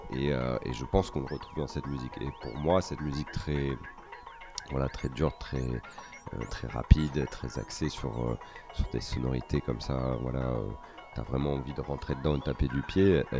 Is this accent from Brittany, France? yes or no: no; Paris region, Île-de-France, France; moved away as an adult; now in Marseille, France; je suis né euh, dans la cité phocéenne, même si j'ai passé une bonne partie de ma vie euh, à Paris, en région parisienne en tout cas.